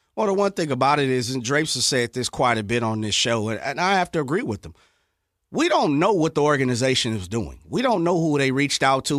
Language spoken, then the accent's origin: English; Sacramento, California, United States; I'm from Sacramento